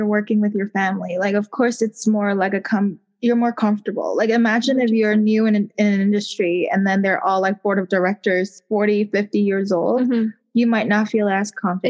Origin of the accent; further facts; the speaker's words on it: Hong Kong; accent: Hong Kong; English is a second language; I strive to learn, you know, like how to get rid of that Hong Kong accent when I'm speaking English